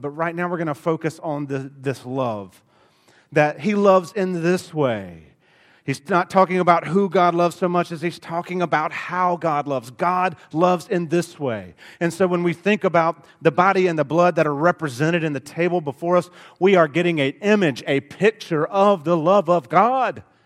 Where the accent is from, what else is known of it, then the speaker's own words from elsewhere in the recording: Alabama, United States; accent: thick Alabama; my Alabama accent is thick